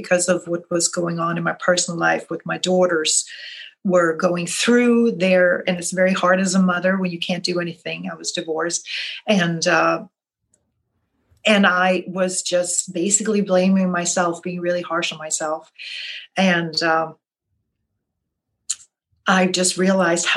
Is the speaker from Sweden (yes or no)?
yes; Sweden; now in New Orleans, United States; I'm originally from Sweden, but I am in New Orleans.